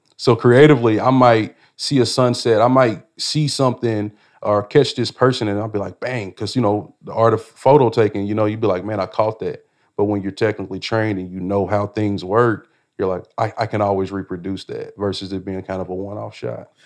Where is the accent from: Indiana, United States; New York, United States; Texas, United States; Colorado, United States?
Indiana, United States; Indianapolis; growing up in Indianapolis